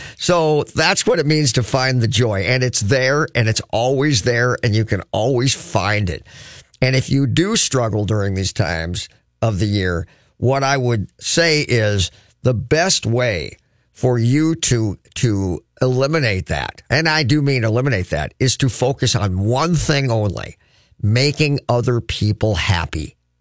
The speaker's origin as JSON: {"language": "English", "town": "Crookston", "region": "Minnesota", "country": "United States", "moved": "yes", "lives_now": "Twin Cities, United States", "said": "I'm from Crookston, where winter legitimately is six, seven months long."}